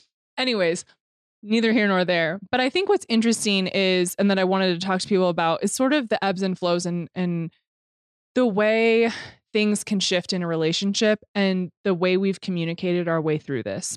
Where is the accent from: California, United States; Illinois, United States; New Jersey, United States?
California, United States; Temecula; moved away; I came from Temecula, which dirt biking and motocross and all that stuff is huge there